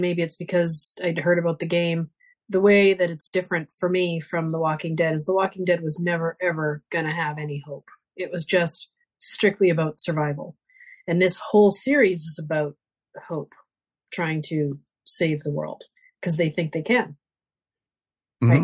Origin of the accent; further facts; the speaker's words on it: Calgary, Alberta, Canada; now in Lethbridge, Canada; I grew up in that whole area. I'm from Calgary. And I live in Lethbridge now